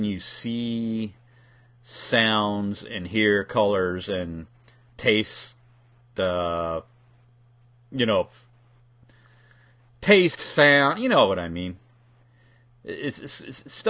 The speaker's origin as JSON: {"language": "English", "region": "California", "country": "United States", "moved": "yes", "said": "I'm originally from California"}